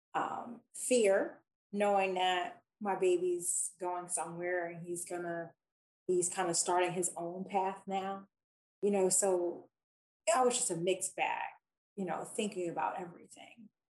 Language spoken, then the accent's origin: English; Philadelphia, Pennsylvania, United States; I grew up in Philadelphia.